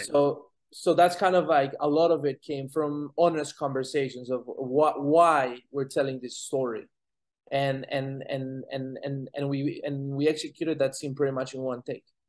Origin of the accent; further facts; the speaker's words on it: Colombia; now in United States; I'm an immigrant. I'm from Colombia.